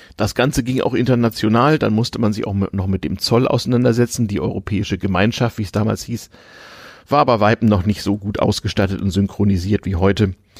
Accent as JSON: {"language": "German", "country": "Germany", "also_born_or_lived": "Sweden"}